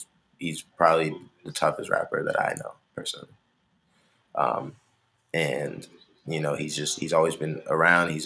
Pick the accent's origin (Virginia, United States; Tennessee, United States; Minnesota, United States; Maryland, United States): Maryland, United States; Montgomery County; I'm from Montgomery County